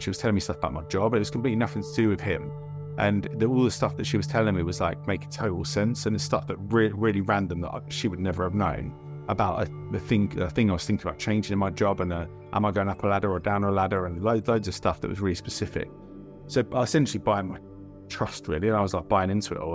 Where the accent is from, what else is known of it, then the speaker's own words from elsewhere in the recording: Milton Keynes, South East England, United Kingdom; also born or lived in Salt Lake City, Utah, United States / Bedfordshire; Moved around a few times and settled in Milton Keynes and spent most of my childhood, well, pretty much all my childhood there.